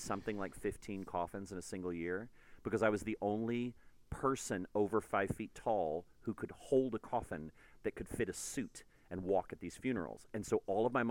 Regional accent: Houston, Texas, United States; I grew up in Houston

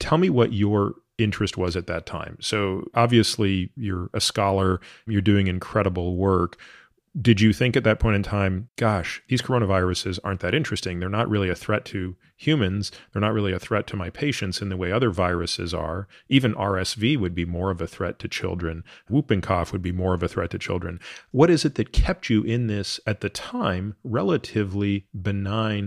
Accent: Toronto, Ontario, Canada; moved away; I grew up in Toronto

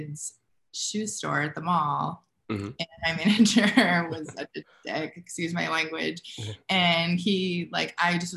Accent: Manchester, New Hampshire, United States; moved away; So I'm from New Hampshire. And if you don't know where that is, it's like right outside of Boston

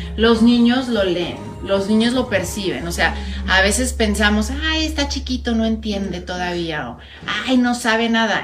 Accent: Puebla, Mexico; moved away; yo soy de Puebla

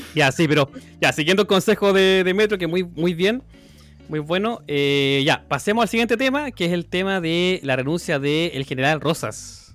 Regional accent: Chile; now in Ireland; Soy chileno aquí, residente

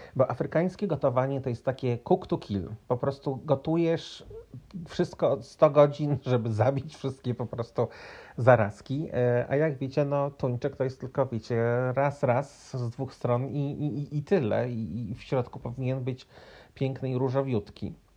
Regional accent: Poland; moved away; also born or lived in Cape Verde; ja z Polski

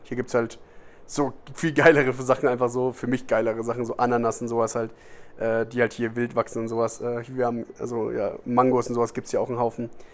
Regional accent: Germany; moved away as an adult; now in Costa Rica; ich komme aus Deutschland

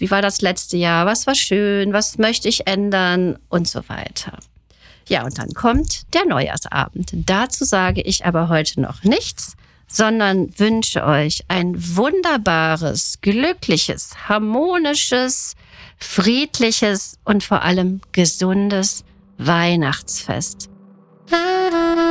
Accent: Germany; Bei uns in Deutschland

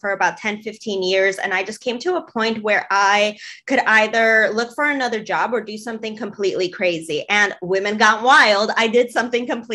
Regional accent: Chicago, Illinois, United States; I am actually in my hometown right now in Chicago

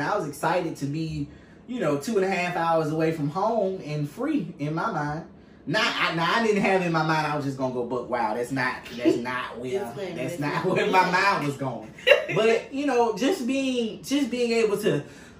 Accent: United States; growing up in Choctaw County, it's a small town.

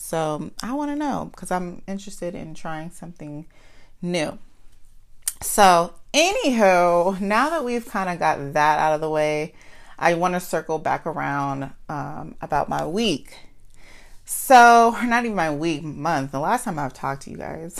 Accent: United States; accent: Ebonics (African American Vernacular English); first language Ebonics (African American Vernacular English); I'm good for ebonics. I, I'm, um, that's my, that's my first language

